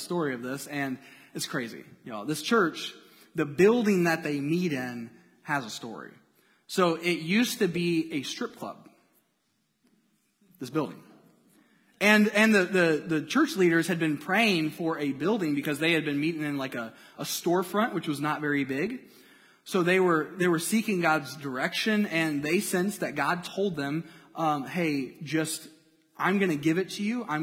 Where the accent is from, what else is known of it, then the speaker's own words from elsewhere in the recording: Indiana, United States; moved away as an adult; also born or lived in Cincinnati; I'm from Indiana.